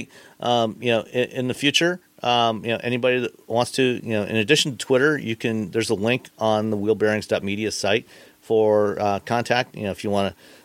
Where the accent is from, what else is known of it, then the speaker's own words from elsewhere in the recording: Ontario, Canada; now in Michigan, United States; I grew up in Ontario, Canada, where the speed limit was, in fact, 100 kilometers